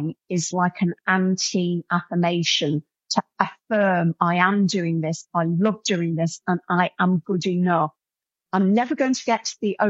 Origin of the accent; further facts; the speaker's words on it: Coalville, East Midlands, United Kingdom; I'm from Colville, a defunct pit town where the pit shot and everybody drank away